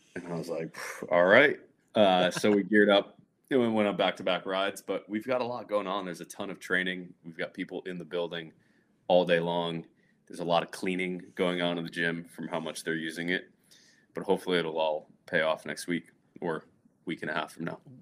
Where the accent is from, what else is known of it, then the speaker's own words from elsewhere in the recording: north central Connecticut, United States; moved away as an adult; also born or lived in Providence, Rhode Island; I grew up, like, north central Connecticut